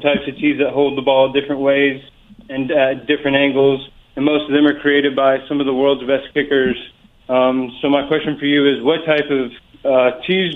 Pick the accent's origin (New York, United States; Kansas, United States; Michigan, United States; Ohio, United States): Kansas, United States; Overland Park; moved away as an adult; now in Paris, France; I'm from Overland Park, Kansas